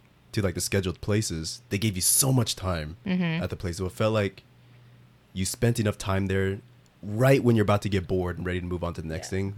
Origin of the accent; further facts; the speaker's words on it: United States; now in South Korea; I'm from the States.